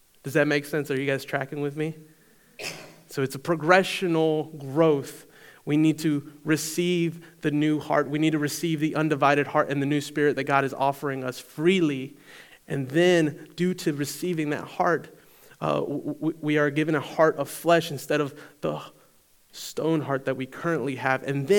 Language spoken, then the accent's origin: English; Eastern North Carolina, United States; I grew up in Eastern North Carolina. And I was in high school at North Pitt. So I went to North Pitt right here in town.